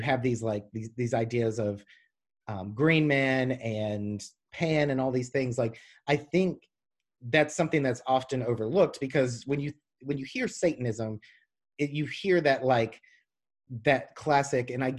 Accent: the South, United States; I'm from the South

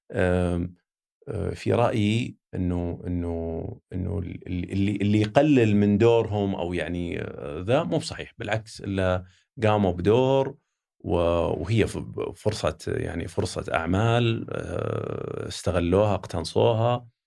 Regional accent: Saudi Arabia; نتاكد انه ما في احد يستخدم اني انا لاني انا سعودي انا بضغط على مديري

